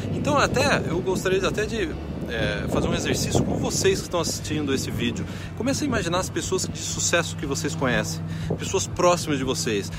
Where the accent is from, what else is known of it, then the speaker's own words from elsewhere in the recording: Brazil; now in Canada; Eu cresci no Brasil